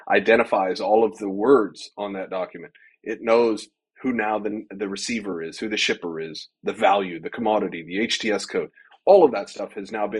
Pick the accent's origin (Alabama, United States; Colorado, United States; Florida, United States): Colorado, United States; born and raised in Colorado